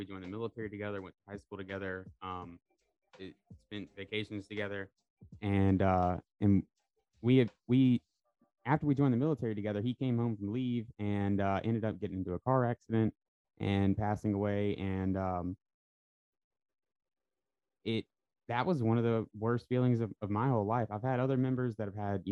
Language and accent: English; Bay Minette, Alabama, United States; I'm a local from Bay Minette.